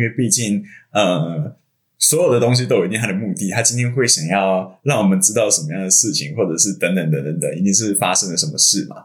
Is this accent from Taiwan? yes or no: yes; Hsinchu, Taiwan; 我是新竹人